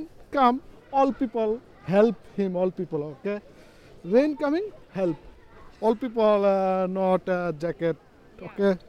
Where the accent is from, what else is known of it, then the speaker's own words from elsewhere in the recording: Bangladesh; now in Rome, Italy; I'm from Bangladesh.